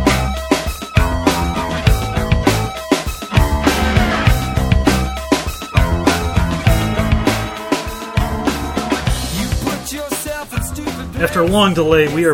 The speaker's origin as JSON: {"language": "English", "town": "Buffalo", "region": "New York", "country": "United States", "tie": "born or raised there", "said": "I grew up in Buffalo where we ordered by the bucket"}